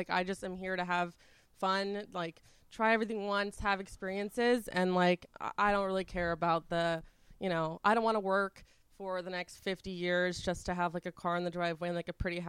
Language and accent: English; Westlake Village, California, United States; I'm from Westlake Village, California. It's like okay. Right next to Calabasas, so born and raised Valley.